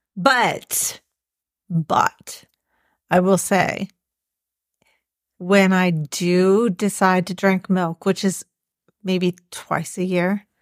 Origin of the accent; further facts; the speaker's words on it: the South, United States; I'm from the South